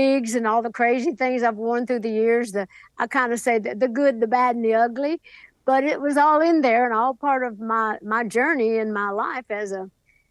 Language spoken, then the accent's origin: English; Sevier County, Tennessee, United States; back home in Sevier County, Tennessee, my hometown